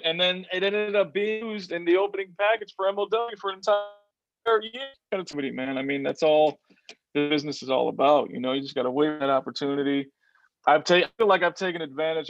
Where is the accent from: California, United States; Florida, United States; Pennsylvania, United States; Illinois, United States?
Illinois, United States; Chicago; It was my hometown